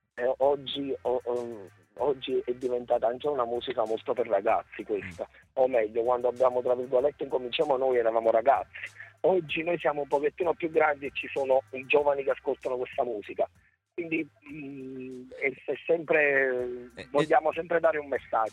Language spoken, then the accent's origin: Italian; Torre Annunziata, Campania, Italy; Io sono di Torre Annunziata, provincia di Napoli